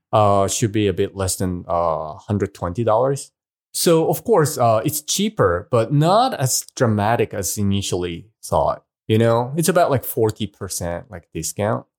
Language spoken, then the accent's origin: English; Hiroshima, Japan; moved away; Hiroshima is my hometown.